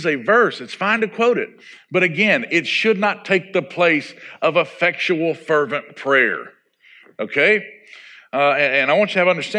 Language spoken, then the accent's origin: English; Arkansas, United States; growing up in Arkansas